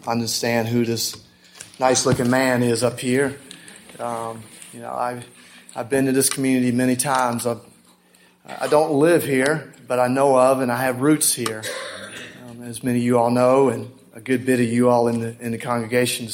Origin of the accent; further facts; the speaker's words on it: Augusta, Georgia, United States; We're from the Augusta area, Georgia.